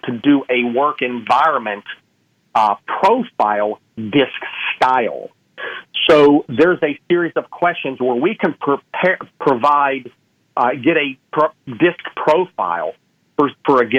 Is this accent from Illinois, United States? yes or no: no; Pittsburgh, Pennsylvania, United States; moved away; I'm from Pittsburgh, Pennsylvania, originally. And my parents' house fell in a coal mine.